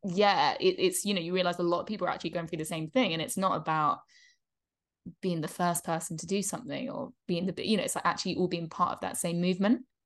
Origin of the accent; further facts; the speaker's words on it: England, United Kingdom; moved away; we're growing up in England